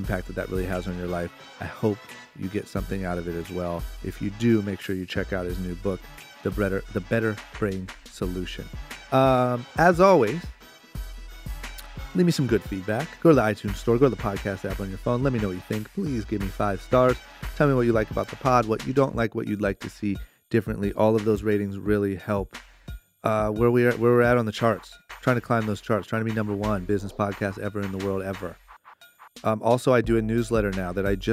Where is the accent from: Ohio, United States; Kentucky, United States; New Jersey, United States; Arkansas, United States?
Ohio, United States; Akron; I grew up in Akron, Ohio